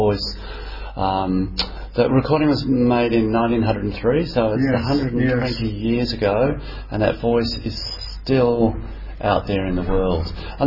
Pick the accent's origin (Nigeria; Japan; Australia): Australia; as an Australian, I had a lot of ancestors that came out as convicts